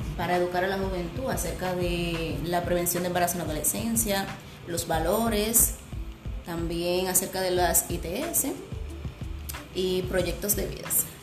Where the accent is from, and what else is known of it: San Francisco de Macorís, Duarte, Dominican Republic